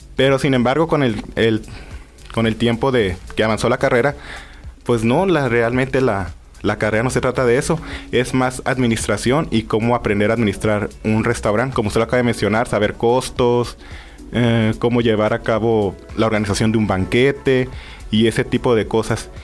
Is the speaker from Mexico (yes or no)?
yes; Mexico; nosotros que somos mexicanos